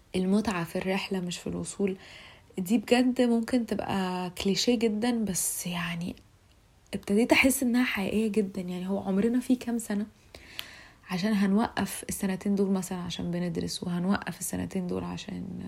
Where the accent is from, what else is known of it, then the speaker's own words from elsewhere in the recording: Egypt; أنا فتاة مصرية في العشرينات